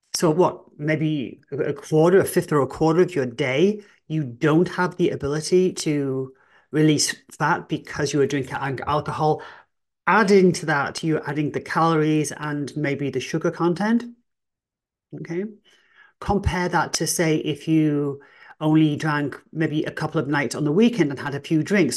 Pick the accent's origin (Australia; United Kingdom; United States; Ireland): United Kingdom; England; I am English